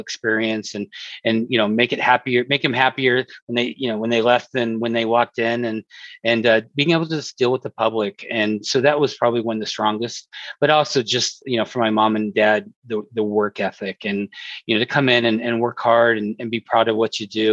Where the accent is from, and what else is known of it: Colorado Springs, Colorado, United States; born or raised there